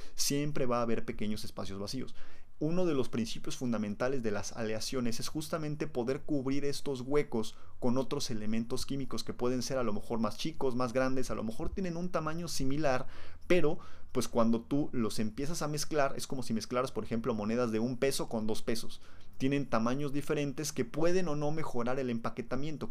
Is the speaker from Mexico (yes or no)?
yes; Mexico; los mexicanos somos tan pero tan perros que elegimos dónde nacemos